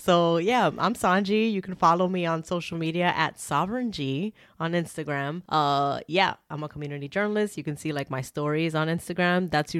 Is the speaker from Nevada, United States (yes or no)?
no; New York, United States; And I'm from New York, and this is New York pizza.